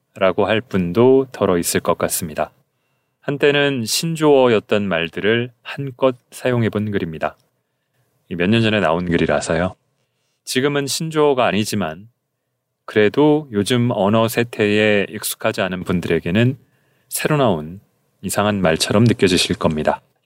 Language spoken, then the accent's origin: Korean; Seoul, South Korea; accent: Seoul dialect; also born or lived in Gyeonggi Province / Gyeongsang Province / Gangwon Province / United States; 저는 서울 사투리를 주로 쓰는 이성애자 남성